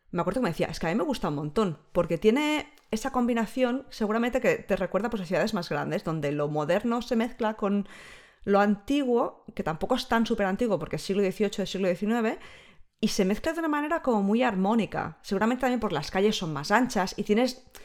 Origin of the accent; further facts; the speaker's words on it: Barcelona, Catalonia, Spain; now in Edinburgh, United Kingdom; Pero yo que soy de Barcelona, de vez en cuando he hecho en falta que Edimburgo tenga un poco más el, la vidilla cultural que no tiene.